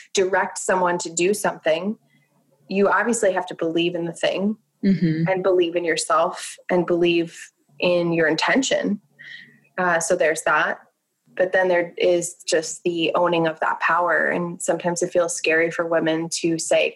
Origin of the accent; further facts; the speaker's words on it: New Jersey, United States; I'm from New Jersey